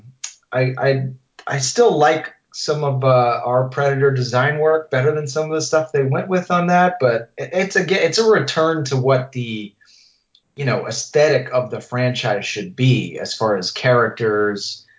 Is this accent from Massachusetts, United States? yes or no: yes; Massachusetts, United States; growing up in Massachusetts